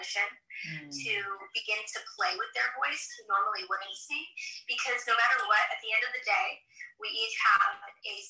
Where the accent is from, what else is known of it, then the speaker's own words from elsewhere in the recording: United States; I was born in the States. My parents are from Morocco.